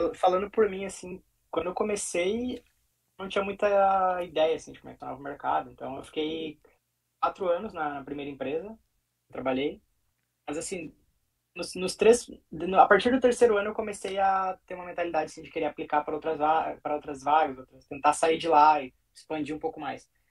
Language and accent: Portuguese; Sapiranga, Rio Grande do Sul, Brazil; moved away as an adult; now in Rotterdam, Netherlands; sou natural de Sapiranga, também no Rio Grande do Sul